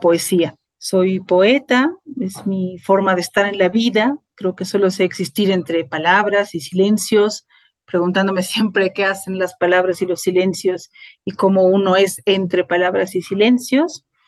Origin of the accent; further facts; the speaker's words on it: La Paz, Bolivia; also born or lived in Mexico; nací en La Paz, Bolivia. Ahí estudié mi licenciatura en literatura latinoamericana y ahí vivo desde 2005